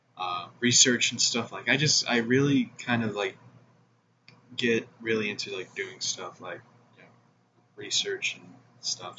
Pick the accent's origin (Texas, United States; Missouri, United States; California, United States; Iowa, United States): Missouri, United States; my home state of Missouri